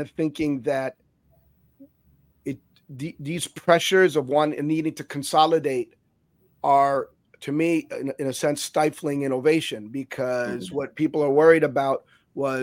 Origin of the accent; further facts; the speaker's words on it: Cuba; now in Miami, United States; I was born in Cuba. I came to this country